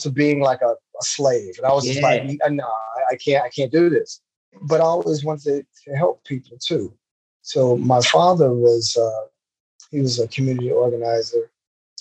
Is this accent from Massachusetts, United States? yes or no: no; Miami, Florida, United States; I grew up in Miami, Florida. I was born and raised in an area in Miami called South Miami Heights